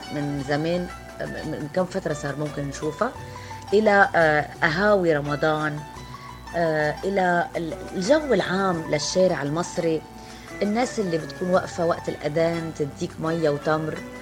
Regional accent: Lebanon; also born or lived in Beirut; now in Egypt; أنا لبنانية

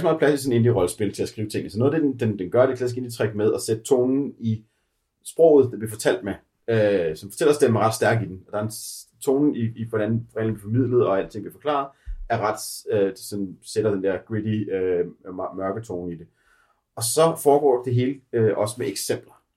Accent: Denmark; som danskere

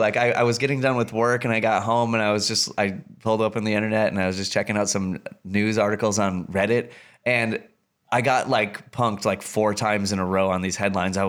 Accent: Wisconsin, United States; I'm from Wisconsin.

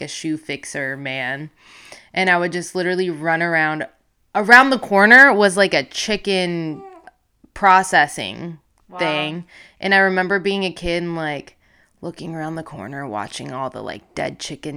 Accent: Puerto Rico; growing up in Puerto Rico was cool

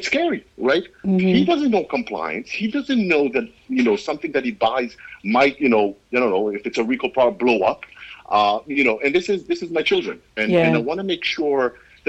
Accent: Israel; I grew up in Israel. I went to Israeli army. I grew up in Israel

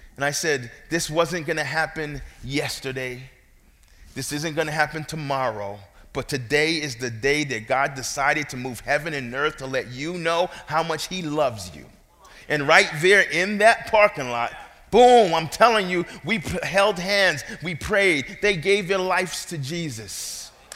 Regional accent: New York City, New York, United States; moved away; I'm from New York. I wasn't there to uh, tell my parents where I should be born.

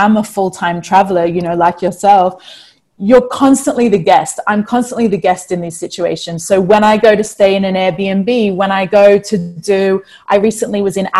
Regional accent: Australia; also born or lived in New Zealand; I was born in New Zealand. I was raised in Australia.

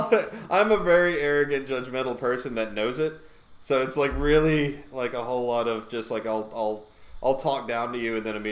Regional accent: Georgia, United States; also born or lived in Connecticut; Yeah, I moved to Georgia when I was 5.

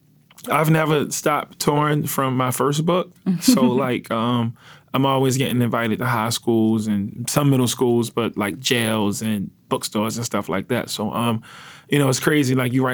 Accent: Baltimore, Maryland, United States; Yeah, I'm from East Baltimore. I grew up in what you would call a drug family.

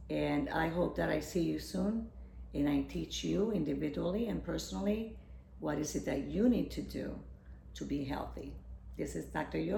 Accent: Puerto Rico; I'm from Puerto Rico. So the, health, the, the diets are rich in carbohydrates and fried foods

